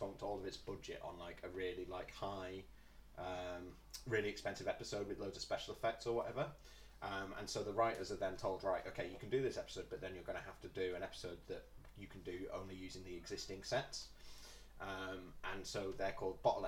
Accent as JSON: {"language": "English", "town": "Warrington", "region": "North West England", "country": "United Kingdom", "tie": "born or raised there", "said": "I'm from Warrington, and I'm from sort of Warrington"}